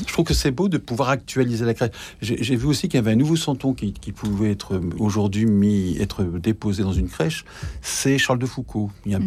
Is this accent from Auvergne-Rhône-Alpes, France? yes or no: no; Nord, Hauts-de-France, France; Moi je suis du Nord, donc il y avait aussi la fête de, Saint-Nicolas